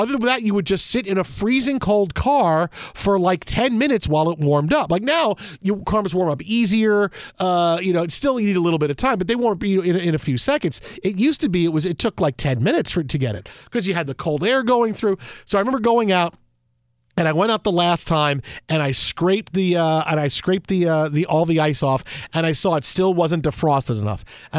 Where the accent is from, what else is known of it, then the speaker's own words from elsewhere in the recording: New York, United States; now in Los Angeles, United States; Well, look, I grew up in New York my whole life, and we went back to visit Pam's family in Detroit for one of the first times after we moved to L.A., right?